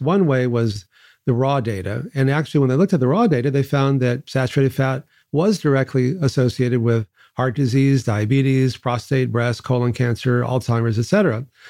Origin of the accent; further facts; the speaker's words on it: Texas, United States; I grew up in Texas